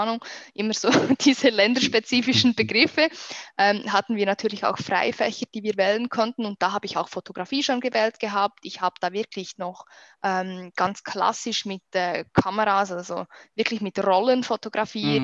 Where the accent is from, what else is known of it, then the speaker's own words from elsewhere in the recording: Switzerland; accent: Swiss; ich komme aus der schönen Schweiz